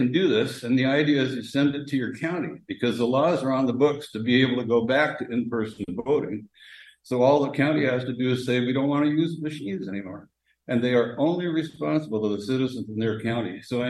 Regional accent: Portland, Oregon, United States; And I just wanted to relate also that I'm from Portland, and we were one of the first states in the country that went to vote by mail.

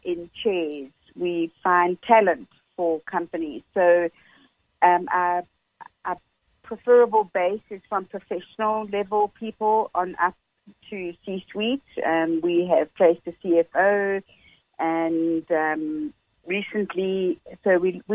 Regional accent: South Africa; moved away as an adult; also born or lived in Pennsylvania; now in Utah, United States; I'm born and raised in South Africa. I lived there most of my life

